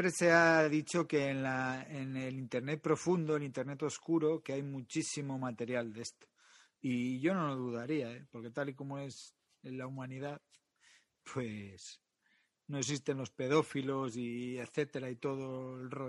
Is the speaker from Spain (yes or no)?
yes; Spain; sí que me gusta, tengo que decir, aun siendo española